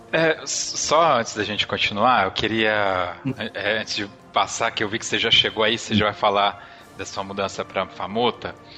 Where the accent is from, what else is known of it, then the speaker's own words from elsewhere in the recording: Ribeirão Pires, São Paulo, Brazil; Eu sou de Ribeirão Pires